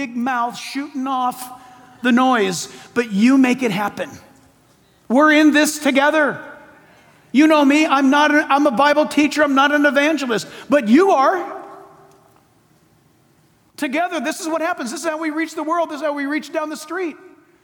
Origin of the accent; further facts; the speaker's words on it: San Diego, California, United States; Shadow Mountain Church in my hometown, San Diego